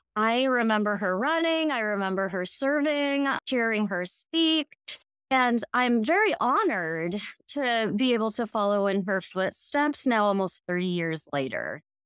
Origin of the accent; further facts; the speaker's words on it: Hastings, Nebraska, United States; I was born and raised in Hastings